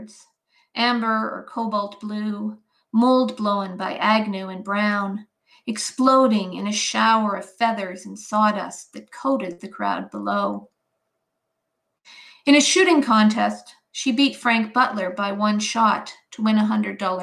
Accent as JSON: {"language": "English", "town": "Edmonton", "region": "Alberta", "country": "Canada", "tie": "born or raised there", "also_born_or_lived": "Swift Current, Saskatchewan / Ontario / New Brunswick / Japan", "moved": "as an adult", "said": "I was born in Swift Current, Saskatchewan, but my father's family goes all the way back to 1891 in Alberta. They were settlers in the Red Deer area. And we moved back to Edmonton, to Edmonton when I was quite young. So I grew up in Edmonton"}